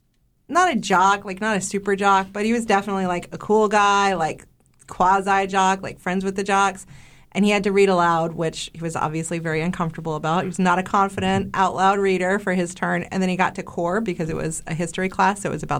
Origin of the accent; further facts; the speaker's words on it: West Virginia, United States; moved away; also born or lived in New York; We come from West Virginia where they fry it.